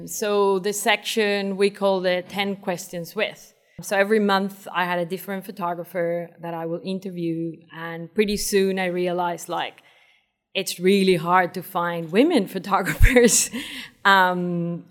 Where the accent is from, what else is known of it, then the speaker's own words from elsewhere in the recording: Venezuela; moved away as an adult; also born or lived in Brighton, United Kingdom / Wales, United Kingdom; now in Hong Kong; I'm from Venezuela, and I moved to UK 15 years ago, in 2004